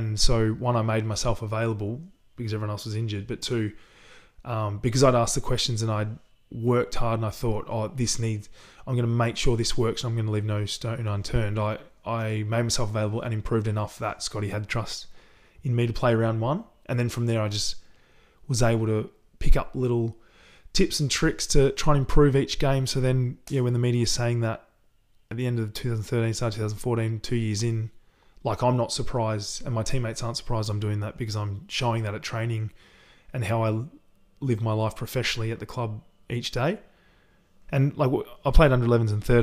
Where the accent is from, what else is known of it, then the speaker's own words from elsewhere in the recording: Sunbury, Victoria, Australia; yeah, we grew up in Sunbury. so we had a bit of a backyard